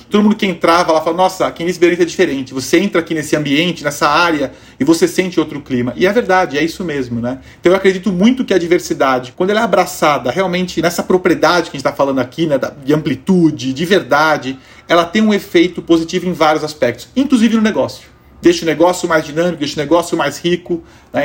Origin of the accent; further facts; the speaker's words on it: Brazil; para todos nós como brasileiros